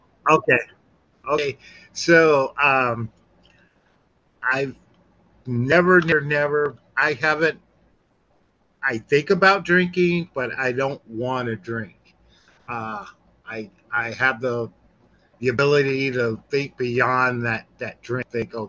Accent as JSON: {"language": "English", "region": "Mississippi", "country": "United States", "moved": "yes", "lives_now": "California, United States", "said": "I've been in California for 40 years. I'm from Mississippi"}